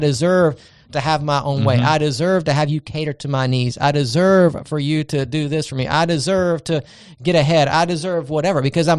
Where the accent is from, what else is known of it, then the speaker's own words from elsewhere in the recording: Charleston, South Carolina, United States; look at where I came from. I'm a Charlestonian, I'm a Southerner, I'm a whatever it might be.